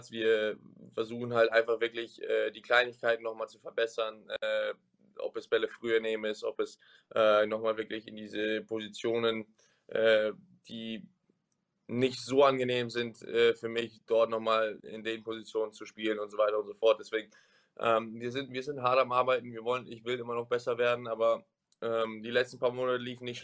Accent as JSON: {"language": "German", "country": "Germany", "tie": "born or raised there", "said": "ich bin Deutscher, ich bin in Deutschland geboren, ich bin in Deutschland aufgewachsen"}